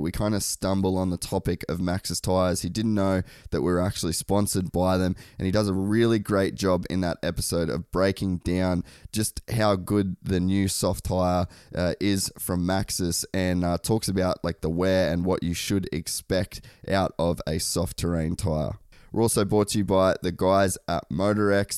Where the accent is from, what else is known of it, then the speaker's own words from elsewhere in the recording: Cairns, Queensland, Australia; growing up in Cairns